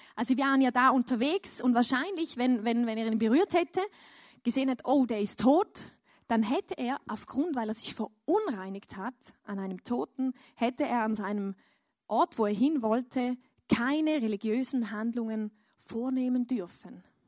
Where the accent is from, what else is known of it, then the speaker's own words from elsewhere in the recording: Switzerland; ich als Schweizer